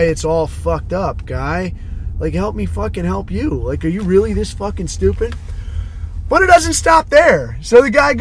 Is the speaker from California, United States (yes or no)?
yes; Southern California, United States; I grew up in Southern California too.